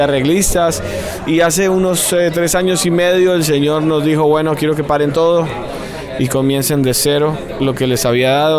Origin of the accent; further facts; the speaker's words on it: Bogotá, Colombia; nosotros somos de Bogotá, eh, Colombia